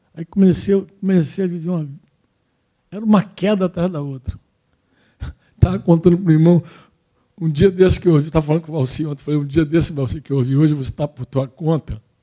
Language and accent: Portuguese; Brazil; a gente é brasileiro